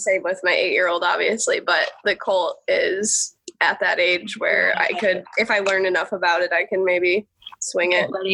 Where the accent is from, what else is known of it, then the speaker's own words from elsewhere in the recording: Alpena, Michigan, United States; moved away as an adult; now in Evansville, Indiana, United States; I'm from Alpena, Michigan, which okay. is like northeastern lower peninsula